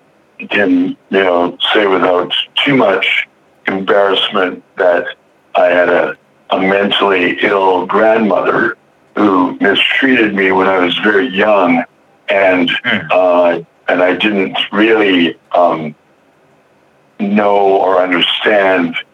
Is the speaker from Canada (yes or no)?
yes; Alberta, Canada; moved away as an adult; now in Vancouver, Canada; I'm originally from Alberta, which is the next province over, but I've been living in Vancouver for a few years now.